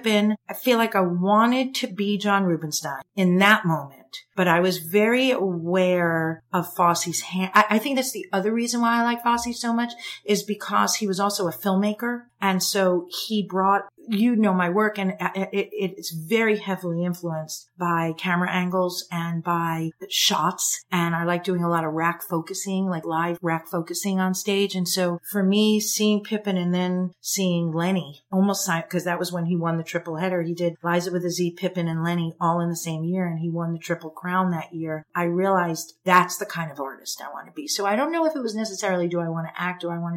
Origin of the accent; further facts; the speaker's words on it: Long Island, New York, United States; I grew up on Long Island.